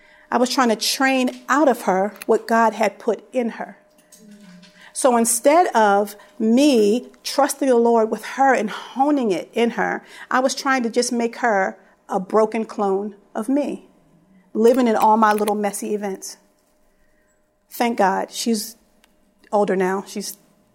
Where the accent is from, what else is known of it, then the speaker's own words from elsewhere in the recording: Philadelphia, Pennsylvania, United States; I was raised in Philly